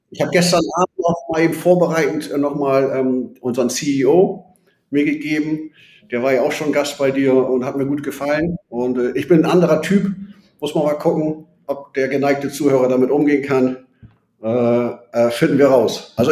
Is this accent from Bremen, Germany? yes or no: yes; Bremen, Germany; born there; Und äh, gebürtiger Bremer.